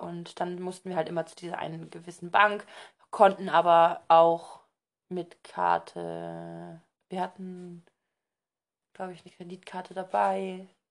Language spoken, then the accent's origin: German; Germany; ich bin halt Deutscher